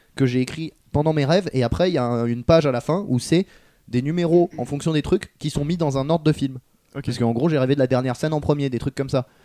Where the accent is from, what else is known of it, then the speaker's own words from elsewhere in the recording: France; on est français